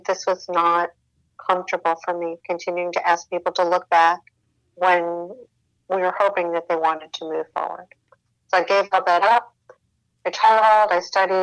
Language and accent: English; Midwest, United States; I grew up in the Midwest